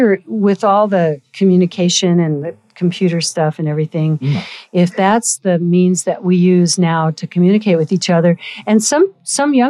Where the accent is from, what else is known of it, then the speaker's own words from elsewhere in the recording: Golden, Colorado, United States; also born or lived in Pueblo, Colorado / San Francisco; as an Episcopalian growing up in Golden, Colorado.